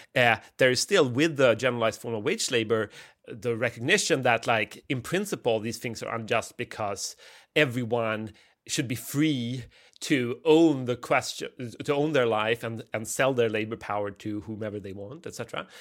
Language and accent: English; Sweden; I grew up in Sweden at the sort of last hurrah of the welfare state